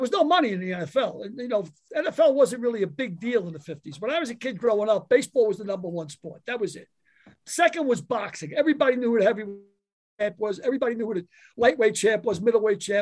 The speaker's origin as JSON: {"language": "English", "town": "New York City", "region": "New York", "country": "United States", "tie": "born or raised there", "also_born_or_lived": "County Cork, Ireland", "said": "growing up in the Bronx, maybe less than 2 miles from Yankee Stadium"}